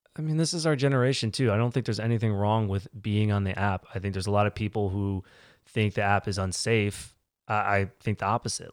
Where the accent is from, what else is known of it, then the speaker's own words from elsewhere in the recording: Virginia, United States; moved away as an adult; also born or lived in Connecticut / Raleigh, North Carolina; now in New York, United States; I was born in Connecticut. I moved to Virginia when I was eight, lived there most of my life, went to college there